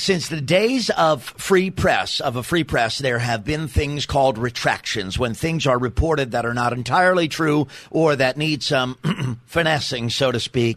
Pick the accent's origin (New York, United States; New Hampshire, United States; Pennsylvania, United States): New York, United States; New York City; I'm from Staten Island, New York.